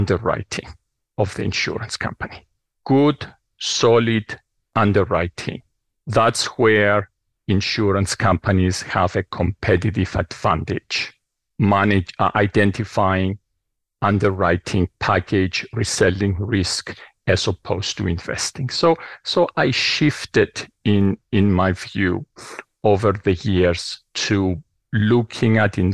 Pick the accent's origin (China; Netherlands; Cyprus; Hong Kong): Cyprus; also born or lived in New York; now in Princeton, United States; So hometown, I grew up on the island of Cyprus. As you can tell from the accent, never leaves you.